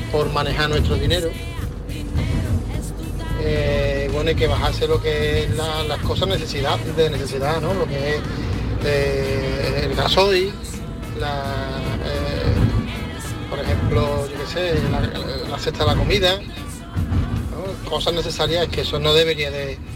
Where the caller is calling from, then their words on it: Churriana, Andalusia, Spain; de Málaga, no de Churriana de la Vega.